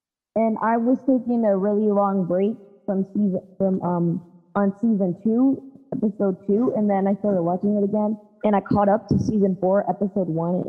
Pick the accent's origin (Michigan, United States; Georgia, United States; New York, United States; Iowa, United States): Georgia, United States; Atlanta; I'm 8 years old. I'm from Atlanta. Atlanta, Georgia.